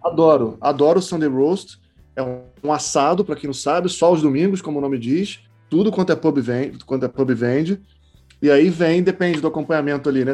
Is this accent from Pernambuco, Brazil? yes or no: no; Niterói, Rio de Janeiro, Brazil; moved away; Eu morei, eu morei, eu sou de Niterói